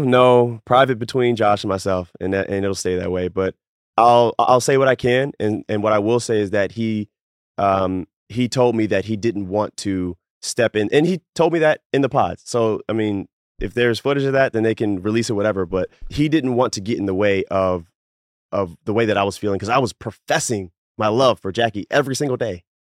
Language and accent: English; Baltimore, Maryland, United States; I'm from Baltimore